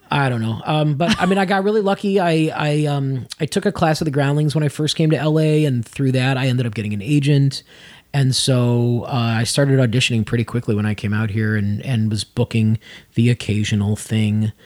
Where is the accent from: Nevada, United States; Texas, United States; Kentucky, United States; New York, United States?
Nevada, United States; Las Vegas; moved away; also born or lived in Chicago; That's actually originally where I'm from before Chicago. I was born in Vegas